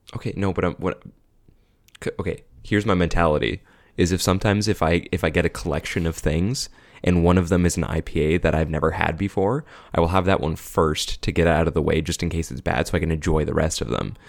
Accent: Caledon, Ontario, Canada; I grew up in Bolton, which is part of Khaled

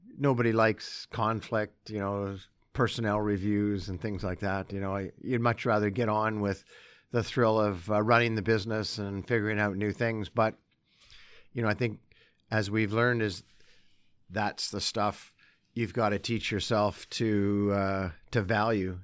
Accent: Sherwood Park, Alberta, Canada; also born or lived in Calgary / Vancouver; now in Edmonton, Canada; I'm an Alberta boy. I was born in Calgary, and then we moved to Edmonton, so I grew up in Sherwood Park

